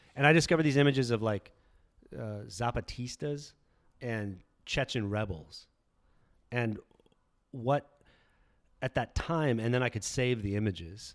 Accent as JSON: {"language": "English", "town": "Tucson", "region": "Arizona", "country": "United States", "tie": "born or raised there", "said": "I grew up in Tucson"}